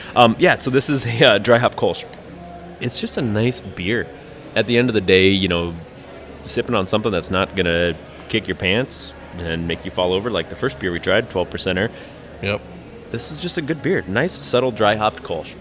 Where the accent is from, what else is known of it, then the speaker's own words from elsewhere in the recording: Lakewood, Colorado, United States; now in Milwaukee, United States; I grew up in Lakewood, so uh, a suburb of Denver, almost into the mountains